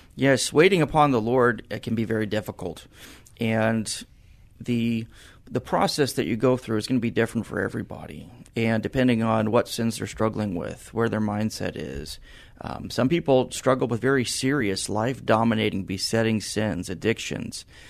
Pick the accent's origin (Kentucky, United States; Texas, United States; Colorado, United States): Texas, United States; San Antonio; I grew up in San Antonio, one of the rare San Antonians that you'll meet today that, uh, spent my whole life here